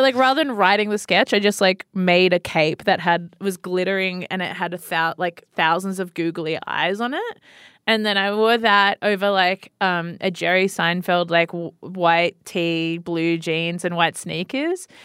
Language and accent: English; Sydney, New South Wales, Australia; I grew up like, around the northern beaches of Sydney